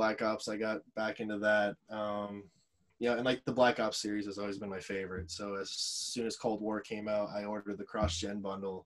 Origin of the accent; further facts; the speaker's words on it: Florida, United States; that's where I grew up. It's my hometown area code.